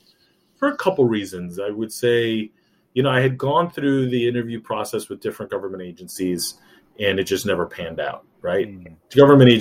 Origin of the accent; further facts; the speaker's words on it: Chicago, Illinois, United States; Born and raised in Chicago. My family came from Colombia. Both my parents actually met in Chicago, even though they were originally from the same city in Colombia, which is kind of interesting.